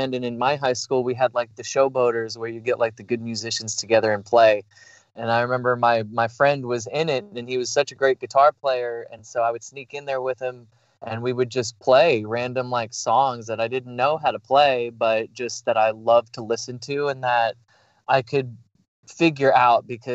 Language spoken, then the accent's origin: English; New York, United States; moved away; I'm from New York originally, and Italian family